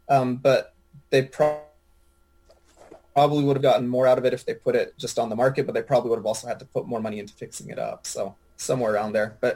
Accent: California, United States; also born or lived in Santa Clarita; now in Texas, United States; Growing up in California, the beaches are very different.

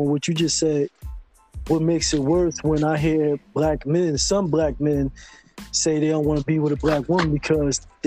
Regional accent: Philadelphia, Pennsylvania, United States; I was born and raised in Philly

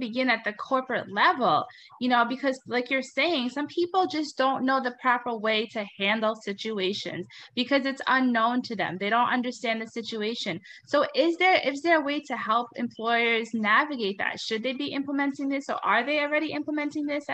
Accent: Trinidad & Tobago; I'm Indian, I'm from Trinidad

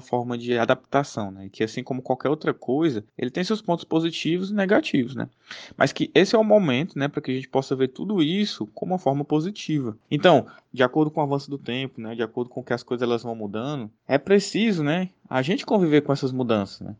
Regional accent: Fortaleza, Ceará, Brazil; sou educador financeiro, sou de Fortaleza

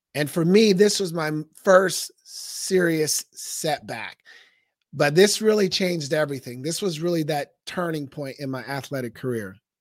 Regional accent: Portland, Oregon, United States; moved away as an adult; now in Scottsdale, United States; I was raised in Northeast Portland.

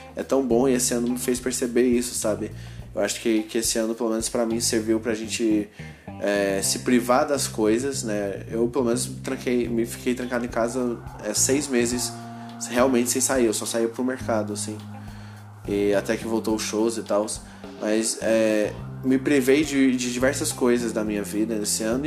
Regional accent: Goiânia, Goiás, Brazil; eu sou de Goiânia

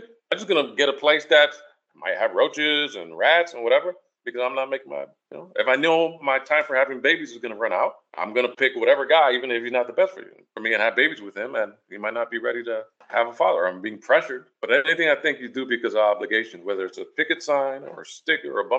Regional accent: New York City, New York, United States; growing up in Washington Heights

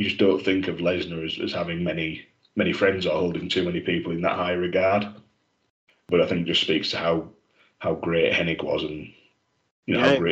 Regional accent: Yorkshire and the Humber, United Kingdom; being a Yorkshireman

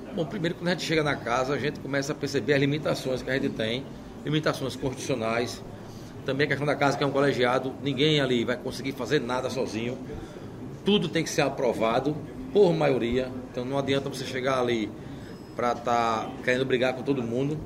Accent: Maceió, Alagoas, Brazil; Eu sou nascido e criado em Maceió

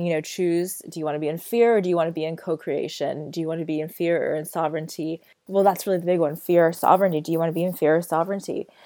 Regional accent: United States; moved away; I am American born, um, I am American citizen

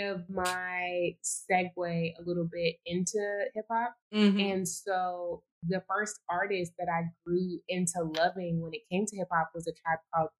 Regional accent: Houston, Texas, United States; because it's my hometown and I've lived here my entire life

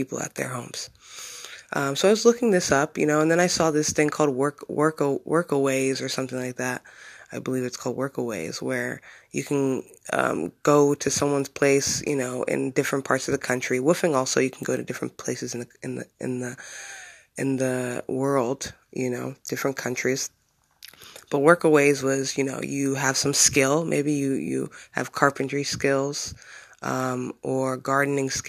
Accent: Bloomsburg, Pennsylvania, United States; moved away as an adult; my hometown where I've lived for 25 years of my life, practically, where I grew up

